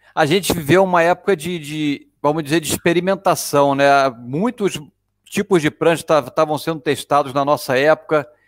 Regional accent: Rio de Janeiro, Brazil; eu sou do Rio de Janeiro

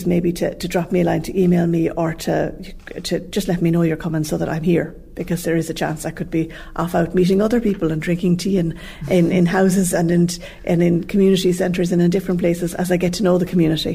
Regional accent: Limerick, Munster, Ireland; moved away as an adult; now in Clarecastle, Ireland; Limerick was the centre place, so that's where we grew up in Cardavon

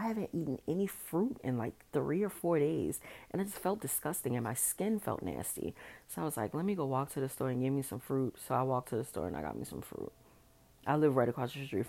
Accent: New Orleans, Louisiana, United States; also born or lived in Dallas; I am from New Orleans

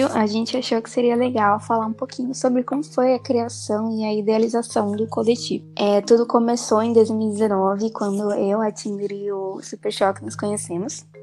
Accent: São Paulo, Brazil; eu tenho 20 anos, sou de São Paulo, da capital

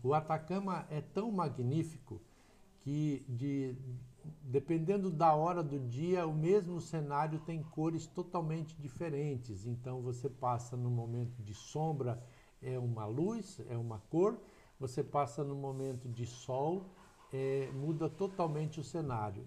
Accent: Ivatuba, Paraná, Brazil; also born or lived in Maringá; now in Umuarama, Brazil; Eu sou natural de Ivatuba, uma pequena cidade aqui próxima a Maringá. Sim. Tá? Fiquei em Ivatuba até os 18 anos de idade

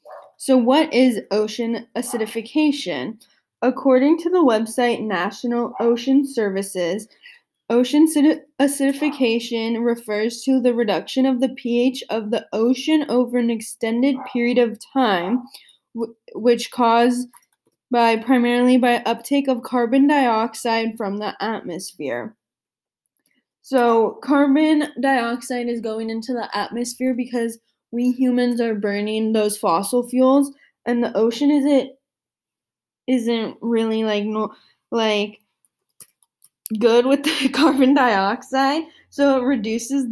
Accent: San Diego, California, United States; I grew up in San Diego, California, right next to the ocean

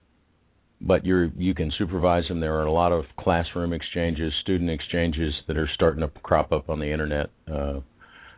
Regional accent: Texas, United States; because I was from Texas

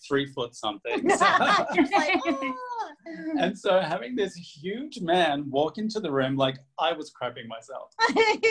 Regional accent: Australia; moved away; I grew up in Australia

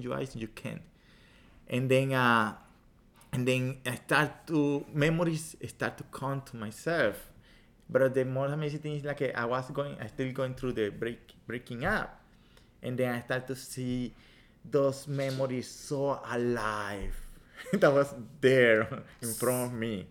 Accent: Venezuela; English is a second language; moved away as an adult; now in United States; I'm original from Venezuela. I've been here in the country a um, long time, around 20 years

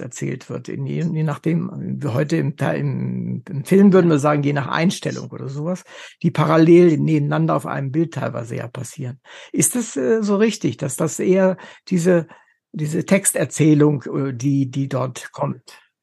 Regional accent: Wolfenbüttel, Lower Saxony, Germany; Ich komme aus Wolfenbüttel, also ist nicht so weit weg von Berlin

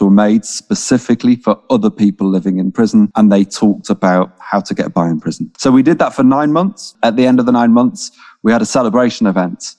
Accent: Manchester, North West England, United Kingdom; moved away; also born or lived in London; I am from Manchester. My parents are working class folks from Manchester

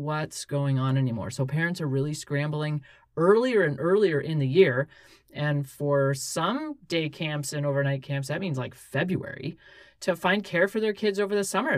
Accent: West Coast, United States; now in Alaska, United States; I grew up on the West Coast

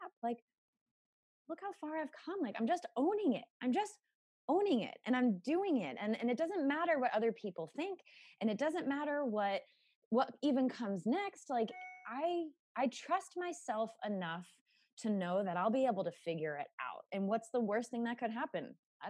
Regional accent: United States; I grew up in America

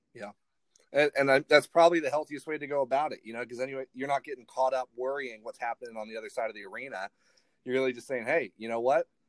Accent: Ireland; moved away; I actually I grew up overseas, so I grew up in Ireland.

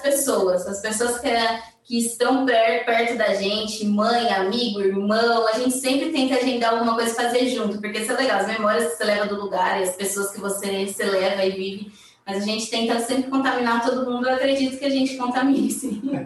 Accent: Brazil; eu sou brasileira

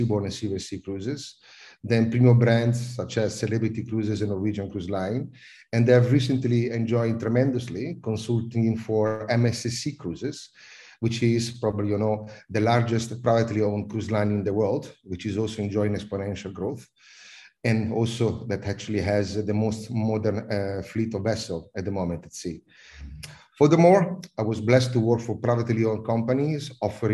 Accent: Italy; accent: Italian; also born or lived in United Kingdom / Netherlands / South Africa / Malaysia; now in Singapore; I'm Italian, as everyone can probably understand from my accent

